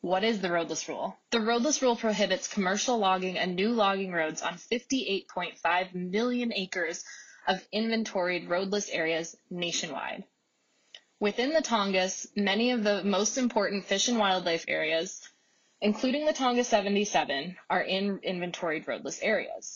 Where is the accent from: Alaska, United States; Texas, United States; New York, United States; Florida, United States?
Alaska, United States; Juneau; I was born and raised in Juneau, Alaska